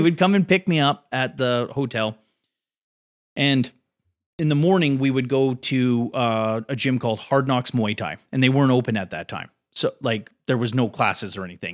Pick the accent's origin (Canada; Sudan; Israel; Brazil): Canada; Port Coquitlam, British Columbia; also born or lived in New Westminster / Burnaby; I was born in New West, but I, I, uh, was raised in Porquitlam.